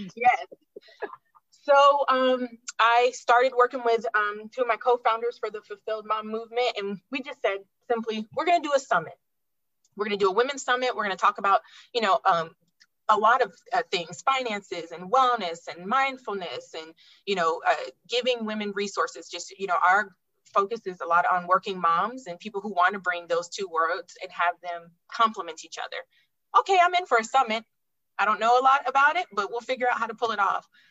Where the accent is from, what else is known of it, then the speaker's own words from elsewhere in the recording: Alaska, United States; moved away; also born or lived in Florida; I enjoyed my time growing up there